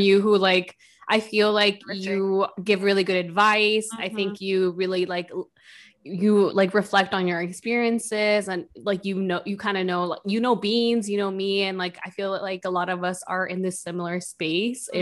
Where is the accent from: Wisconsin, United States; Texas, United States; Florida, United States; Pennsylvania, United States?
Wisconsin, United States; Milwaukee; moved away as an adult; also born or lived in Madison / Minnesota; now in New York, United States; I'm from Milwaukee.